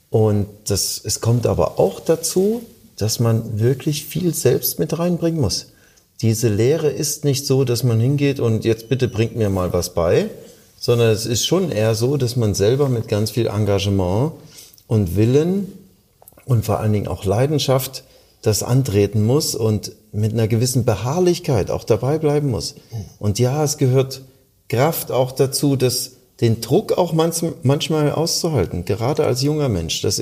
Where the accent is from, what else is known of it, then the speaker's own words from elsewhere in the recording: Halle, Saxony-Anhalt, Germany; born there; now in Baden-Baden, Germany; ich komme aus gebürtig aus dem Osten Deutschlands, aus Halle-Saale und bin dann ins äh, 750 Kilometer entfernte Baden-Baden gegangen